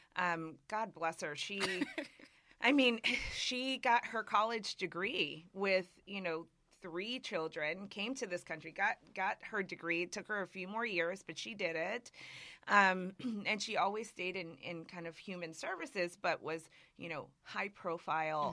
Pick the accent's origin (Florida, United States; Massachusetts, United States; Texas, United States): Massachusetts, United States; Springfield; moved away; also born or lived in New York; I grew up in Massachusetts, in a town called Springfield, Massachusetts.